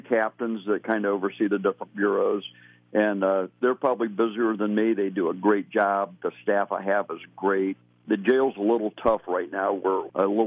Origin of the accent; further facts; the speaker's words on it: Mansfield, Ohio, United States; also born or lived in Phoenix, Arizona; I was born and raised in Mansfield.